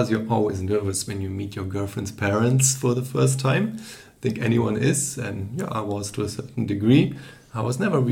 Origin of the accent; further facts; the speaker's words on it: Germany; growing up in Germany or in Europe generally